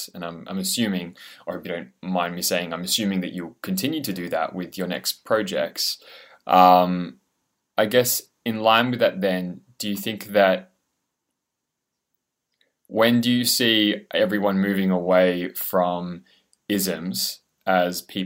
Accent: Australia; as an Australian

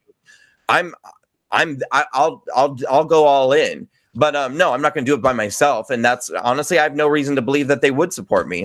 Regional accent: New York, United States; I'm a New Yorker

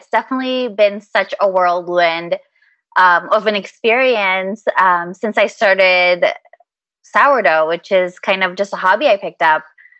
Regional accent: Philippines; Within my culture, I'm Filipino. So within our culture, we have a really, really deep appreciation for food.

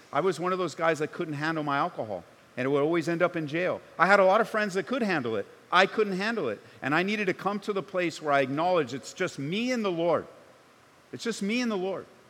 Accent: Southern California, United States; now in Colorado, United States; I grew up in Southern Cal

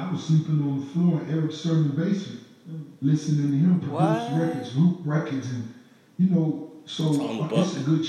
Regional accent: the South, United States; I'm from the South, raised in the South

